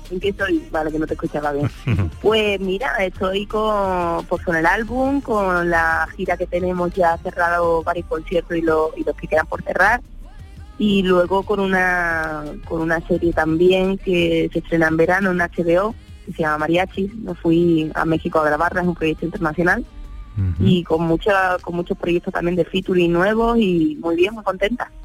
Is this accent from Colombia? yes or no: no; Seville, Andalusia, Spain; yo soy de Triana, como sabéis